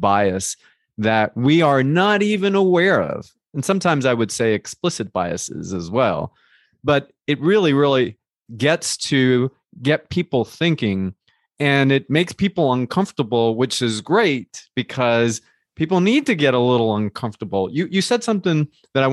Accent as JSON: {"language": "English", "region": "New Jersey", "country": "United States", "tie": "born or raised there", "said": "I grew up in New Jersey in a Colombian household"}